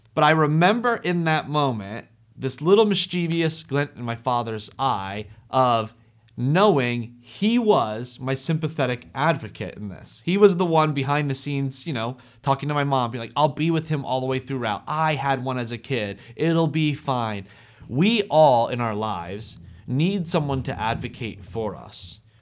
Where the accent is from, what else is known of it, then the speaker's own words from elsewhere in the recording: Ewing, United States; I grew up in Ewing and our homes were pretty close to each other.